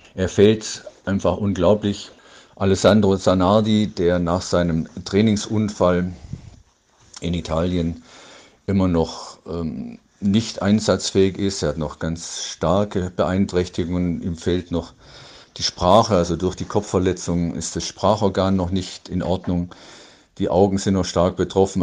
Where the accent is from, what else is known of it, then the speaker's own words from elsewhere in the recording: Dortmund, North Rhine-Westphalia, Germany; aus meiner Heimat hier in Dortmund